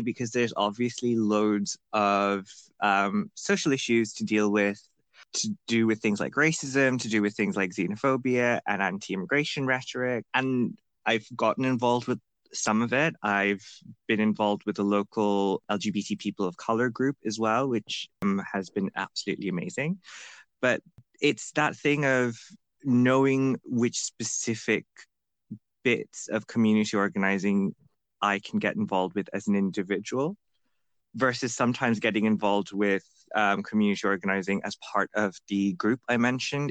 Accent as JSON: {"language": "English", "country": "Bangladesh", "tie": "born or raised there", "moved": "as an adult", "lives_now": "United Kingdom", "said": "I live in the UK right now. Uh, I grew up in Bangladesh"}